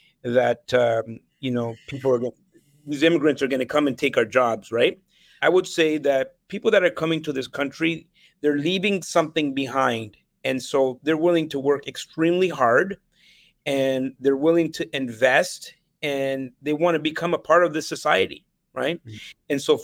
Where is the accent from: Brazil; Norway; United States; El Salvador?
El Salvador; born there; moved away; I was born in El Salvador, mm-hmm, in the 70s. And during that time, there was a civil war. I was actually in two different civil wars in Latin America.